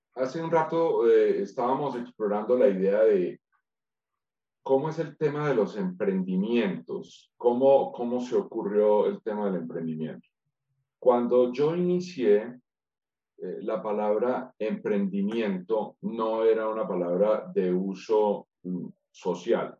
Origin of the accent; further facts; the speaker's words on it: Manizales, Caldas, Colombia; Soy colombiano, manizaleño.